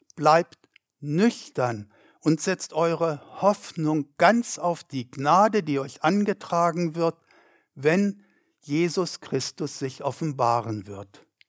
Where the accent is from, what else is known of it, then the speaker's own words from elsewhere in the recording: Germany; 80 Kilometer weit weg von dem Ort, wo ich wohnte, in meiner Heimatstadt.